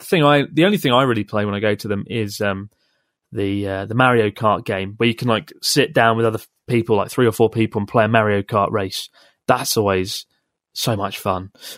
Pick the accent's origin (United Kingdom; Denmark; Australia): Australia; Perth, Western Australia; I'm from Perth, Australia.